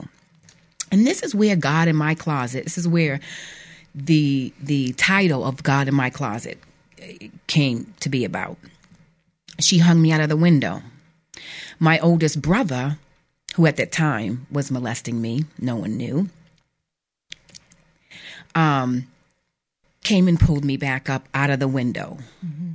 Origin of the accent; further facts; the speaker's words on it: New Bedford, Massachusetts, United States; I grew up in New Bedford, Massachusetts